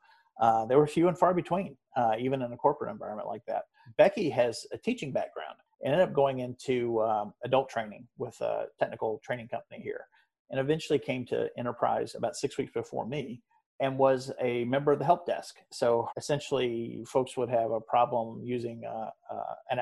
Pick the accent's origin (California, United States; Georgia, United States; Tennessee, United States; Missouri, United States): Tennessee, United States; just outside of Chattanooga, Southeast; moved away as an adult; also born or lived in Orlando, Florida; I was born in Orlando and was raised in Southeast Tennessee, just outside of Chattanooga